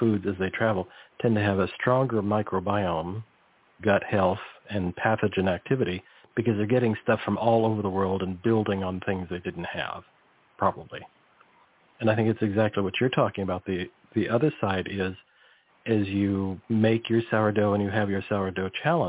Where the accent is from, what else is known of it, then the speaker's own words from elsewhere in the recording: California, United States; I grew up near the Salinas Valley. So it was a massive amount of ag.